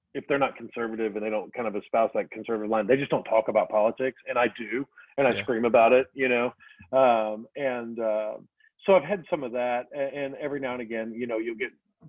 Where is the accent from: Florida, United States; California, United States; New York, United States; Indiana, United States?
Indiana, United States; Southern; I'm Hilljack from Southern Indiana